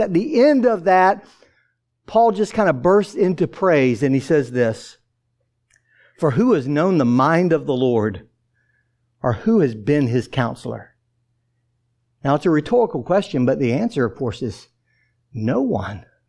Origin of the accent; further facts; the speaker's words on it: Atlanta, Georgia, United States; growing up in Atlanta, uh, the uh, youngest of 13 children